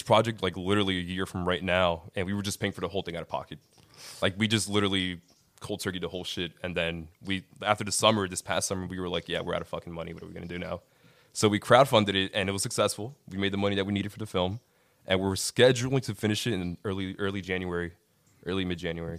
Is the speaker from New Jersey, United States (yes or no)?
yes; Linden, New Jersey, United States; I am from Linden, New Jersey. I'm Colombian